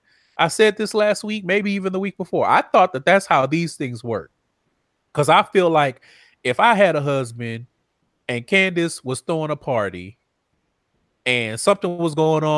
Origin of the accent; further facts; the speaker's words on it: Texas, United States; I'm from Texas